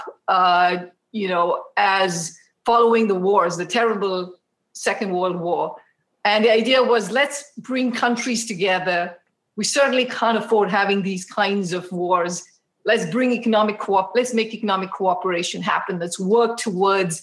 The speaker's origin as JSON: {"language": "English", "town": "Mysore", "region": "Karnataka", "country": "India", "tie": "born or raised there", "moved": "as an adult", "lives_now": "United States", "said": "So home is this town called Mysore, which is close to Bangalore."}